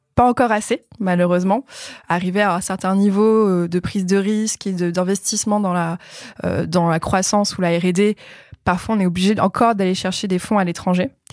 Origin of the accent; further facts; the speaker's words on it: France; en tant que Français